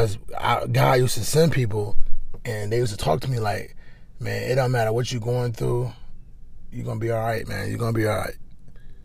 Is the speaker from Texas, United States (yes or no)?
no; Cleveland, Ohio, United States; I'm from Cleveland